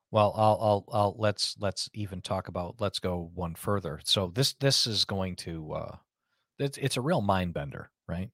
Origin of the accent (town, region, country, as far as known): United States